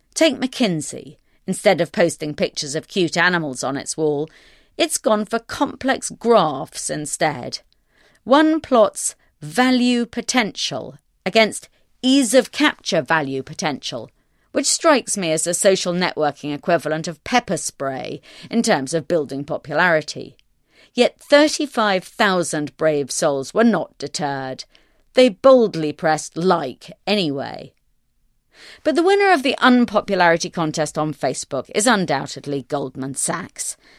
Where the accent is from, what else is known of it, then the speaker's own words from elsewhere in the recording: United Kingdom; I'm British